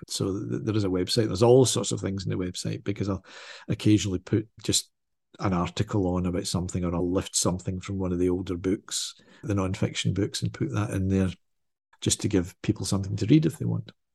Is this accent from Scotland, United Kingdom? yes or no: yes; Glasgow, Scotland, United Kingdom; because I'm Scottish, because I'm in Scotland